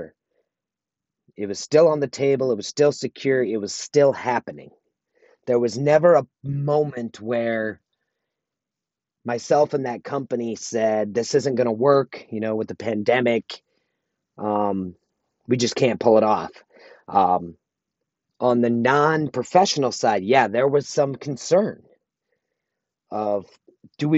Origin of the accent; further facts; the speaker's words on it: South Dakota, United States; moved away as an adult; also born or lived in Sioux Falls, South Dakota; now in Sparks, United States; I grew up in South Dakota